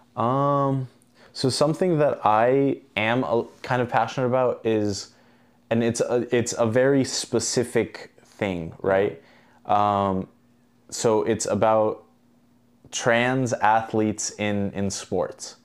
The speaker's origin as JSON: {"language": "English", "country": "Albania", "moved": "yes", "said": "I'm actually from Albania"}